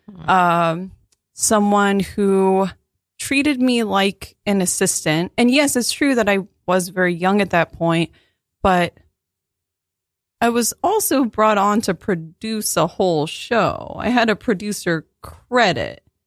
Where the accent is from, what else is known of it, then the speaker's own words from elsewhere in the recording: Virginia, United States; I'm from Virginia